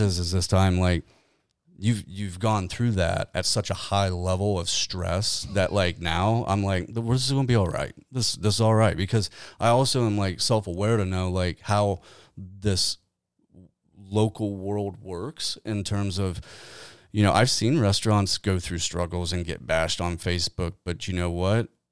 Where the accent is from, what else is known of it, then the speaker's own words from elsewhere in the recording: Kenton, United States; moved away; Kenton's my hometown. That's where I was born and raised